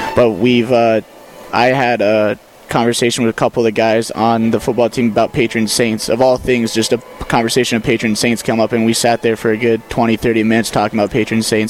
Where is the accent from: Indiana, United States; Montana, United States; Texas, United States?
Montana, United States; Malta; moved away; I'm from Malta, Montana, uh, about northeastern side of the state